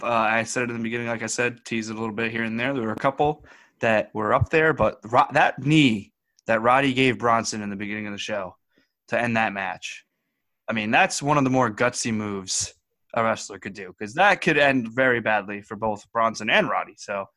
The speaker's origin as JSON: {"language": "English", "region": "Saskatchewan", "country": "Canada", "said": "from Saskatchewan."}